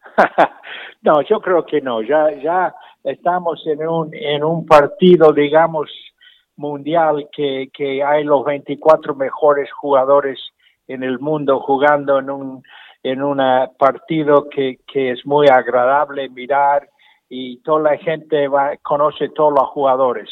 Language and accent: Spanish; Argentina; moved away; also born or lived in Michigan, United States; yo nací en Michigan, pero mi padre nos llevó la familia a la Argentina, pasamos 15 años muy lindos ahí